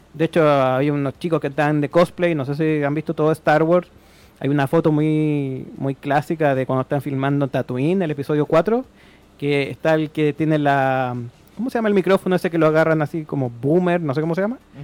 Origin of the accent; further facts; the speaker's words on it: Chile; yo soy de Chile